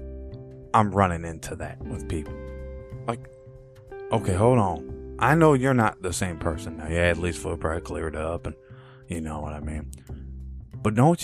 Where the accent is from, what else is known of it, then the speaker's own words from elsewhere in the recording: United States; as an American